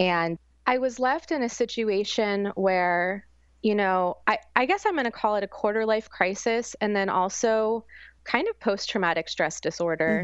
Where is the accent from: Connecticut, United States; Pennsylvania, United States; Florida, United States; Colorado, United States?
Florida, United States; St. Petersburg; also born or lived in New York City; I was raised here in Saint Petersburg, Florida, since I was one, but my family is actually from the mountains of West Virginia